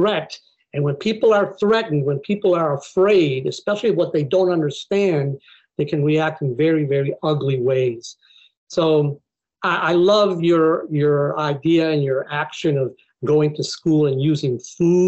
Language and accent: English; Buffalo, New York, United States; moved away; I grew up in Buffalo, New York, which is not a very diverse place